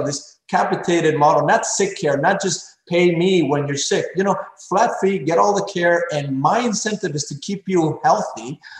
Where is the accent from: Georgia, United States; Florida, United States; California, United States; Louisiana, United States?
Florida, United States; Pembroke Pines; there was an abandoned Circuit City in this corner of my hometown, Pembroke Pines, Florida, in Broward County.